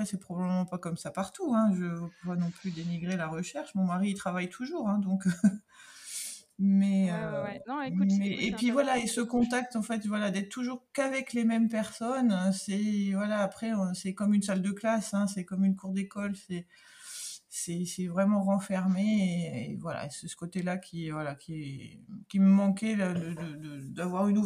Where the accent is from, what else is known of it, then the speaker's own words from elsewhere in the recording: Brittany, France; moved away as an adult; also born or lived in Charente-Maritime; now in Arvert, France; Moi, je suis bretonne d'origine.